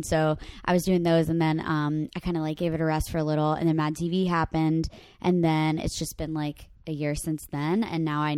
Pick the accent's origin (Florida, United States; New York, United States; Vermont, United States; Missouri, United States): Florida, United States; now in Los Angeles, United States; I'm from Florida.